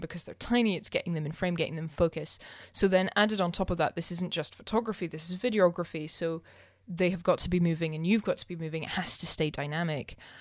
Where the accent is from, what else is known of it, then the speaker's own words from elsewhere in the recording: Scotland, United Kingdom; I'm too Scottish